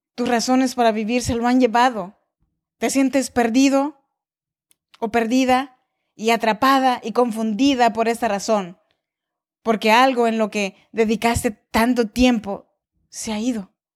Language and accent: Spanish; Oaxaca, Mexico; now in Sacramento, United States; soy mexicana de nacimiento, oaxaqueña de corazón